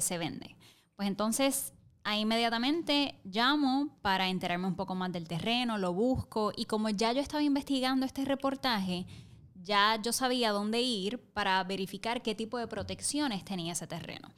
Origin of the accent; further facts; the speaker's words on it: Camuy, Puerto Rico; soy puertorriqueña, soy camullana